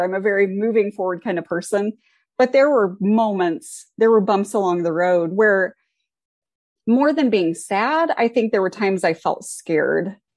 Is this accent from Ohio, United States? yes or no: yes; Ohio, United States; now in Indiana, United States; I grew up in Ohio